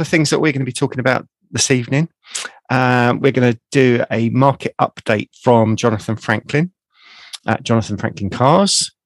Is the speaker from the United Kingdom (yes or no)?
yes; United Kingdom; accent: south of London; my dulcet tones from the south of London